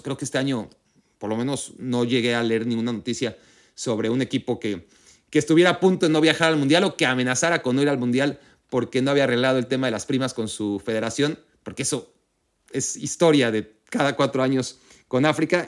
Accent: Mexico; siendo mexicano

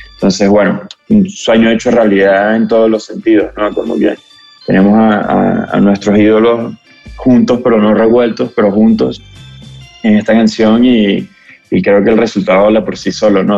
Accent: Venezuela; venimos de donde venimos, somos venezolanos, crecimos en el contexto de, bueno, los últimos 20 años de nuestro país

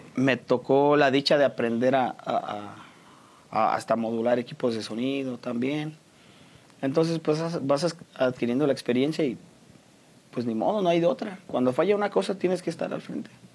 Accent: San Juan del Río, Querétaro, Mexico; De aquí de San Juan del Río, orgullosamente sanjuanense

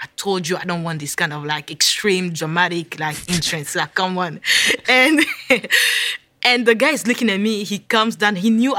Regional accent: Virginia, United States; I was like, yes, I'm in New York. I'm from Virginia. I'm lost.

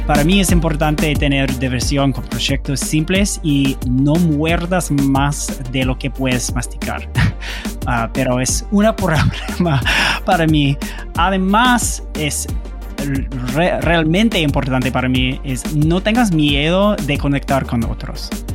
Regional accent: United States; Spanish is a second language; soy gringo, entonces Ah, siempre es difícil para hablar en español

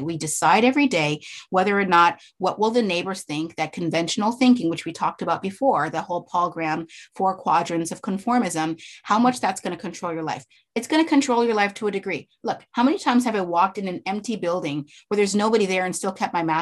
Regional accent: Canada; moved away; I'm Canadian

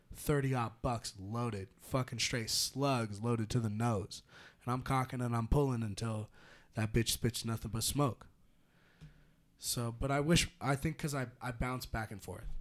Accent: Petaluma, California, United States; growing up in Petaluma

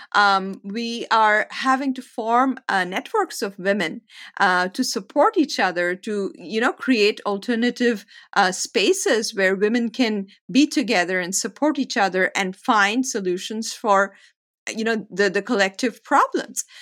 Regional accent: India; moved away as an adult; also born or lived in United States; I spent some time in the United States, became, a, all my influence came from here, and then I went back to India

